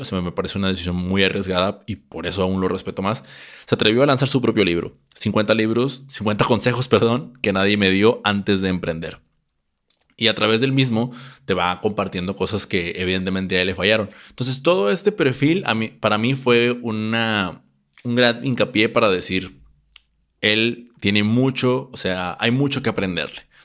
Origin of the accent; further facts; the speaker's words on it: Mexico; aquí en mi país, México